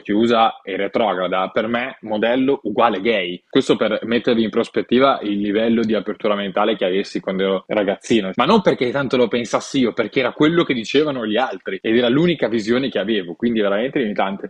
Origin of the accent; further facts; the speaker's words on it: Gavi, Piedmont, Italy; moved away; also born or lived in Milan; Io sono nato a Milano, ma sono cresciuto a Gavi